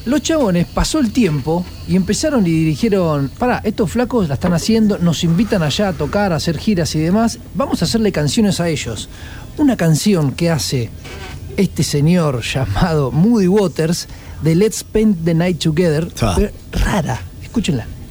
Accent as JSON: {"language": "Spanish", "region": "Córdoba", "country": "Argentina", "said": "yo soy cordobés"}